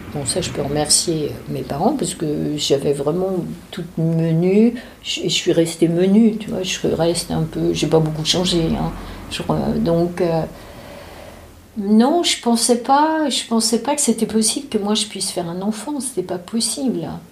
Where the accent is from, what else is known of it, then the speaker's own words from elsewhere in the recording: Paris, Île-de-France, France; also born or lived in Drancy; Je suis née à Paris dans le 14e arrondissement.